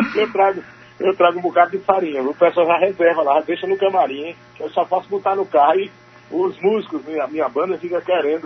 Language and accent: Portuguese; Sertão, Northeast Region, Brazil; eu sou sertanejo